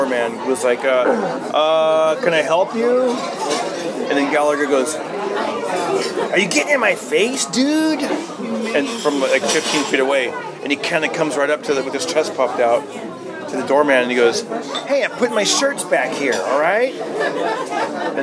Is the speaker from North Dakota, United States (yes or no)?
no; Fresno, California, United States; The Celand Arena, which was also my hometown, which is that arena is where I graduated high school